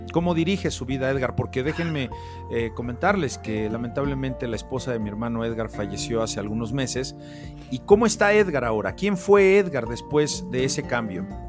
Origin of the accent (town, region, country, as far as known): Mexico